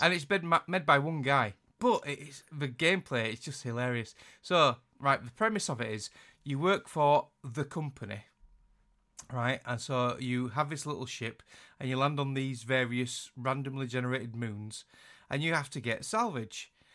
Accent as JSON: {"language": "English", "region": "Yorkshire and the Humber", "country": "United Kingdom", "accent": "Yorkshire", "said": "I hate my accent. I hate my Yorkshire accent."}